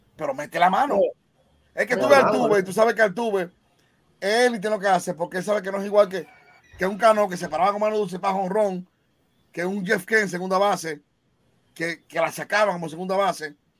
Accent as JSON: {"language": "Spanish", "region": "Monseñor Nouel", "country": "Dominican Republic", "said": "el senador de mi pueblo, Héctor Acosta, el Torito"}